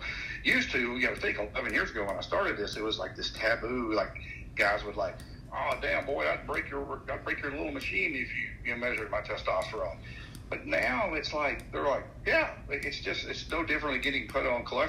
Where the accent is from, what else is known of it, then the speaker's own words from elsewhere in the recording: Tennessee, United States; I grew up in Tennessee